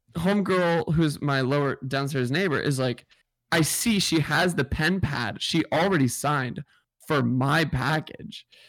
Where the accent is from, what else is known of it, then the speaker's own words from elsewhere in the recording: Seattle, Washington, United States; now in New York, United States; I, I'm from Seattle